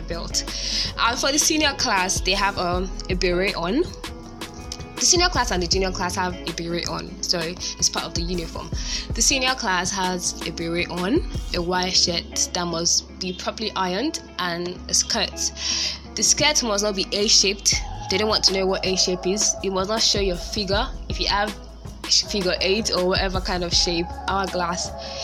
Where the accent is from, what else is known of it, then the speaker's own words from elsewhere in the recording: Lagos, Nigeria; I went to an only-girl school. Methodist Girls High School, Lagos